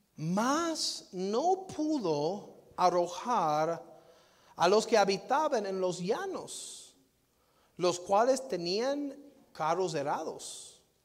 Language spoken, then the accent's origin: Spanish; Lewisville, Texas, United States; Louisville, Texas, donde yo nací